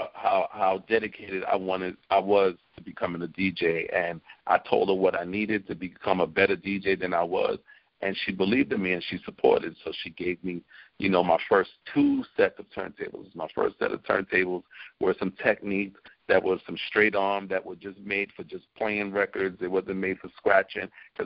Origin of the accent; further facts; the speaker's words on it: New York City, New York, United States; We are from East Flatbush, Brooklyn. Busta's born in Brooklyn, so am